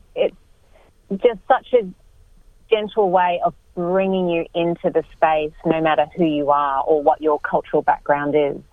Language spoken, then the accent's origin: English; Brisbane, Queensland, Australia; moved away as an adult; now in Sydney, Australia; growing up in Brisbane